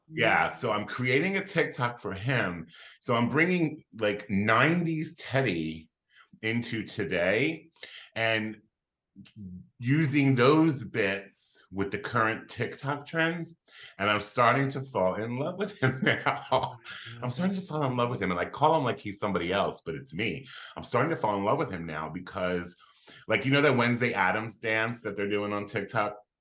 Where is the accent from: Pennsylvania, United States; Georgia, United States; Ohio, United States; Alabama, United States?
Pennsylvania, United States; Philadelphia; I was I was born and raised in Philadelphia, Pennsylvania